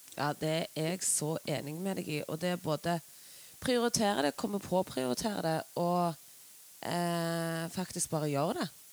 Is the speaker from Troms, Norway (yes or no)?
no; Stavanger, Rogaland, Norway; jeg er jo fra Stavanger